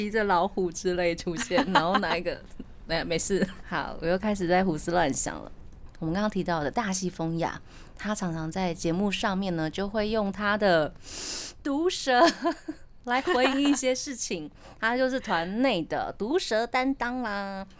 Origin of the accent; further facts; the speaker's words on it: Tainan, Taiwan; now in Taipei, Taiwan; 对啊，因为我是台南人。嗯，然后我来台北发展之后呢，我的师傅他就会呃让我练习一下比较标准的。国语这样子，然后我回去台南的时候呢